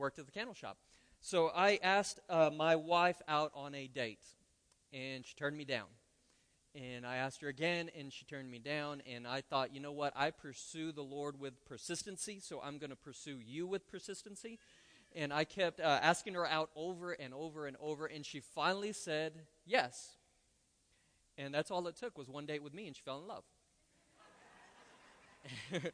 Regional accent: Roswell, New Mexico, United States; moved away as an adult; now in Lubbock, United States; I was born and raised in Roswell

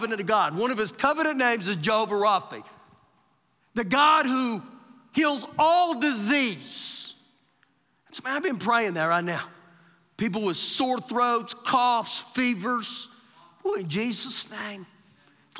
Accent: Oklahoma, United States; now in Lubbock, United States; we're from Oklahoma, I'm from Oklahoma.

